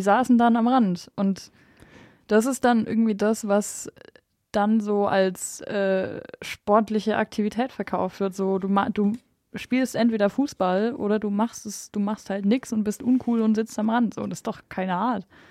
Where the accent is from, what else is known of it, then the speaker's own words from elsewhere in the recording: Bavaria, Germany; Jetzt sind wir ja alle aus Bayern hier